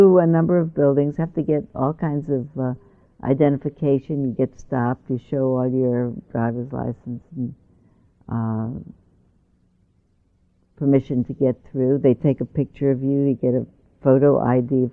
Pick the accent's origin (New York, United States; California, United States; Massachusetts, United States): New York, United States; moved away; I grew up in New York, but I left New York before the buildings were built.